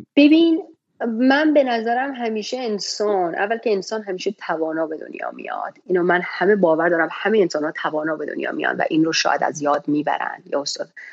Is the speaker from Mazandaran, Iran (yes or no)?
no; Shiraz, Fars, Iran; now in United States; من توی شیراز به دنیا اومدم و بزرگ شدم